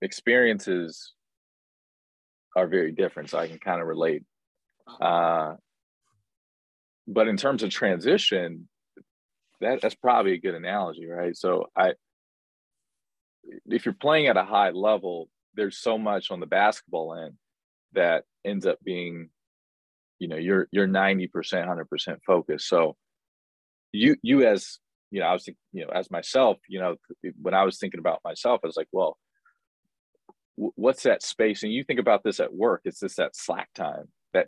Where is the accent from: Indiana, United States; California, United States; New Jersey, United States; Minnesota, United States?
Indiana, United States; Indianapolis; moved away as an adult; also born or lived in Staten Island, New York / Sioux Falls, South Dakota; born and raised in Indianapolis, Indiana